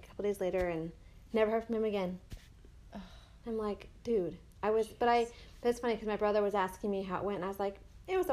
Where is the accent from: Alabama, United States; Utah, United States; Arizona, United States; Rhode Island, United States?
Arizona, United States; Mesa; moved away as an adult; also born or lived in Omaha, Nebraska; I grew up in Mesa, Arizona. I lived in Omaha for 11 years, mm-hmm. and I moved back here